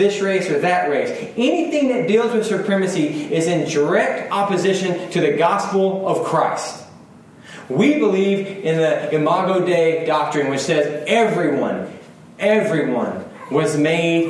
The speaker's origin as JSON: {"language": "English", "country": "United States", "said": "I'm an American."}